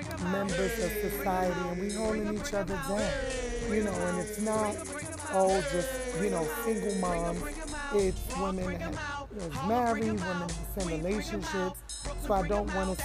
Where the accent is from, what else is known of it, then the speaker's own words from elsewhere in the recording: New York City, New York, United States; Born and raised in the Bronx, grew up in, you know, Castle section of the Bronx